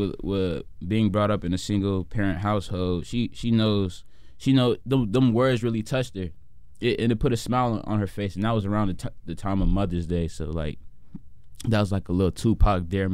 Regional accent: Chicago, Illinois, United States; with Uptown though, I mean, I didn't have it as worse as some other kids did, but then again, it wasn't easy

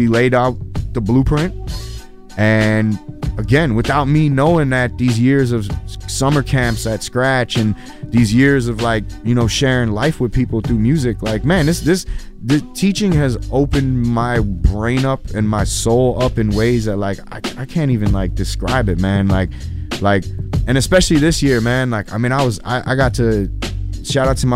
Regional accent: Chicago, Illinois, United States; I'm a kid from Chicago Avenue. I grew up in a neighborhood that was tough

